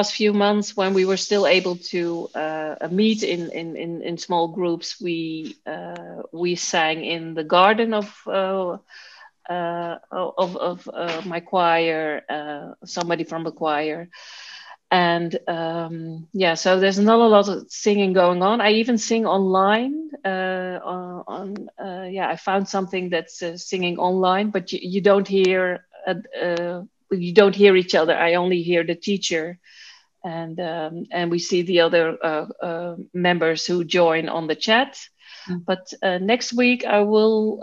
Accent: Amersfoort, Utrecht, Netherlands; I grew up in Amersfoort.

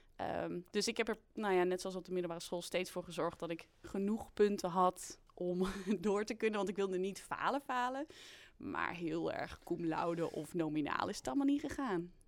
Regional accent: Twente, Overijssel, Netherlands

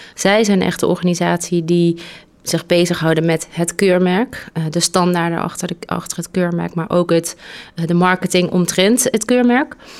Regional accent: North Brabant, Netherlands; ik kom uit Brabant

